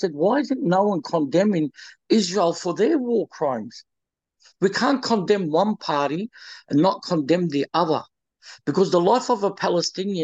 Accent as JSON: {"language": "English", "country": "Australia", "also_born_or_lived": "Lebanon", "said": "I'm an Australian and I feel for my Australian people over there"}